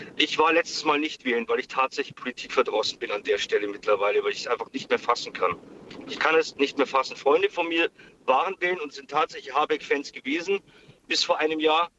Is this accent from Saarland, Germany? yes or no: no; area around Regensburg, Upper Palatinate, Bavaria, Germany; Ich komme aus der Gegend um Regensburg, also aus der Oberpfalz.